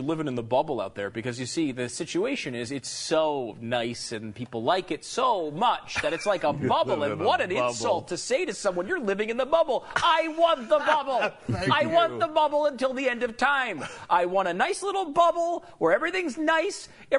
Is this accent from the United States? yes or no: yes; Northeast, United States; also born or lived in Tampa; now in Irving, United States; I grew up in the Northeast.